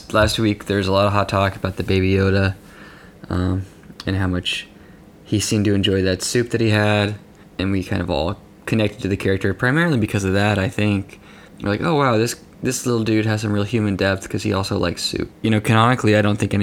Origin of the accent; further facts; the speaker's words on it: Lubbock, Texas, United States; moved away; my hometown of Lubbock